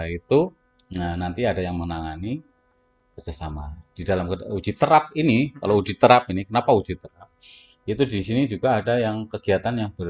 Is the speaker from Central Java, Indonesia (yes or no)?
yes; Central Java, Indonesia; accent: Ngapak; Iya, kalau saya ngapak moderat lah.